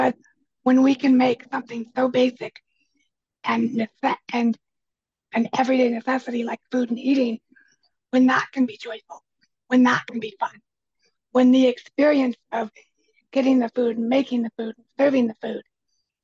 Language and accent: English; United States; I'm actually first generation mainland in my family.